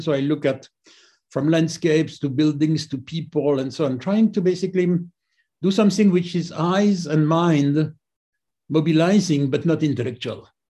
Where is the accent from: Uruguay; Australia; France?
France; just outside Paris, Île-de-France; I grew up just outside Paris